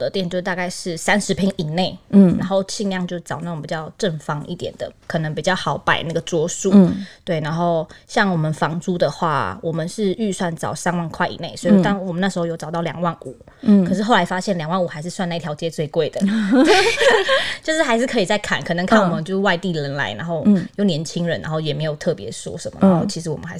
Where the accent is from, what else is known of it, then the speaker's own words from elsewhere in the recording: Taipei, Taiwan; moved away as an adult; now in Zhongli, Taiwan; 其实一开始我们本来是台北人，嗯、然后我们就想说起呃早点嘛，那点的话就是房租都非常非常贵。嗯、后来就是往南找，就往到中坜这边来找。